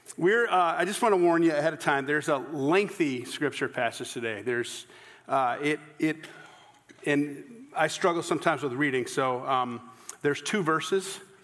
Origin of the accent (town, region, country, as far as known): the American South, United States; accent: less sophisticated Southern